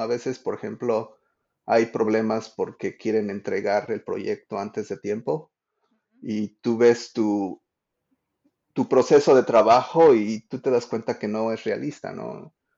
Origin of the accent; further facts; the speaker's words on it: Mexico; now in Washington, D.C., United States; soy un diseñador de experiencias de usuario que vive en, Washington, D.C., pero crecí en México